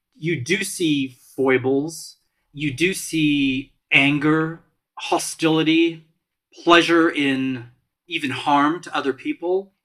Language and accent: English; Malta; moved away; I came from Malta